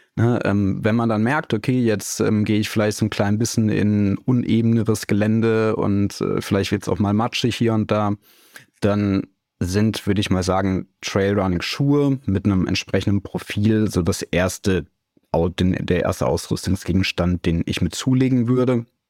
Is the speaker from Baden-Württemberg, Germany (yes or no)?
no; Siegen, North Rhine-Westphalia, Germany; moved away as an adult; also born or lived in Cologne / Munich; now in Überlingen, Germany; aufgewachsen bin ich in Siegen, das liegt in Nordrhein-Westfalen